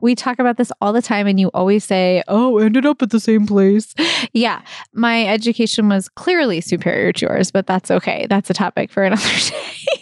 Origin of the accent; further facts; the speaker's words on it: Brookline, Massachusetts, United States; I grew up in Brookline, and I, I love it. It's my hometown.